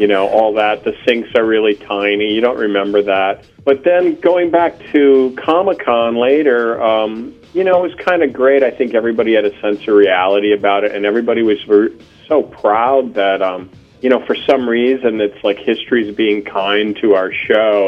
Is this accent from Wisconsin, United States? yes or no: yes; Fort Atkinson, Wisconsin, United States; I'm from Fort Atkinson.